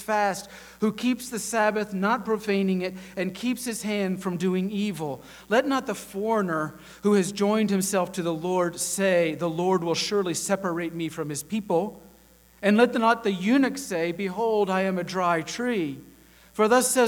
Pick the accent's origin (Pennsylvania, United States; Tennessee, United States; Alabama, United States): Tennessee, United States; Chattanooga; I grew up here in the Chattanooga area